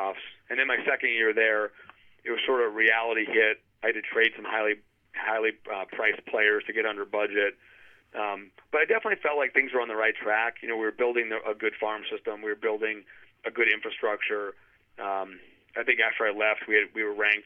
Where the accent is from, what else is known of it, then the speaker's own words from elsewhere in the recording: New Hampshire, United States; moved away; I grew up in New Hampshire